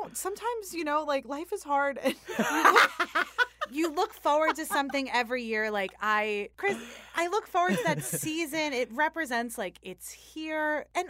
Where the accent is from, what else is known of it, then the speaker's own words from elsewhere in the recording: United States; But it is. It is, because that's what being American is you take kind of these, like, more traditional, like, we had a course every year that was, like, a Thanksgiving course.